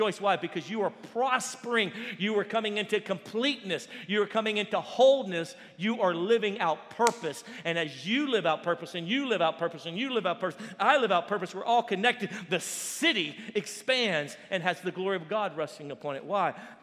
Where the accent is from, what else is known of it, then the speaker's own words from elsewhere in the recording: Baton Rouge, Louisiana, United States; moved away; we're from Louisiana. And we would drive down to New Orleans, about an hour and a half away from Baton Rouge where we lived